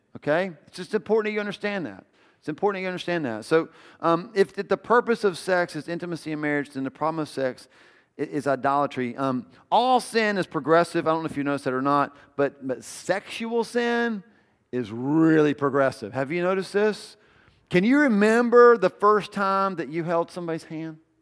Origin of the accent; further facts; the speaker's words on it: the South, United States; I grew up in the South